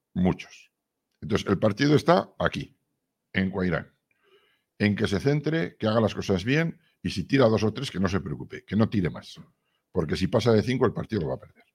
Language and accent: Spanish; Lodosa, Navarre, Spain; tuvieron un restaurante en mi pueblo, en Lodosa